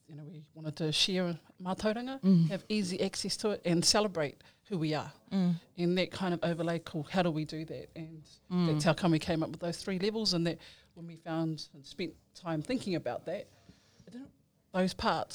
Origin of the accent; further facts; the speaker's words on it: Maketu, Bay of Plenty, New Zealand; moved away as an adult; now in Auckland, New Zealand; Born and raised in Maketu in Spoke. Mum's Te Aroa, Ngā Te Aroa, and Dad, Ngā Te Pirau Whanaupanui. I've been in Auckland, though, for about 12 years, so living this amazing city life.